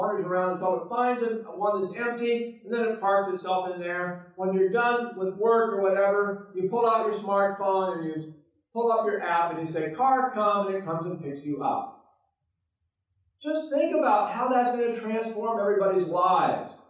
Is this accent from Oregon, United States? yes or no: yes; Oregon, United States; Oregon, my home state